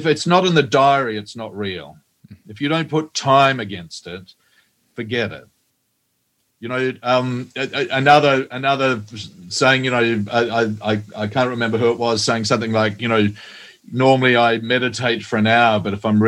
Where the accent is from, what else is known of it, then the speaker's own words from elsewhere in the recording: New Zealand; Well, I'm a Kiwi. I'm a New Zealander.